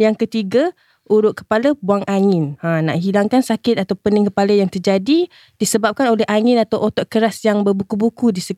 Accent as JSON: {"language": "Malay", "town": "Sungai Buloh", "region": "Selangor", "country": "Malaysia", "tie": "born or raised there", "said": "Saya asal Sungai Buloh je, Cik Sal. Lahir pun dekat Sungai Buloh."}